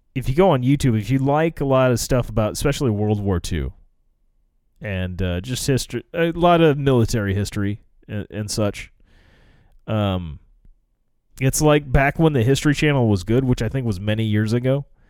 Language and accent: English; United States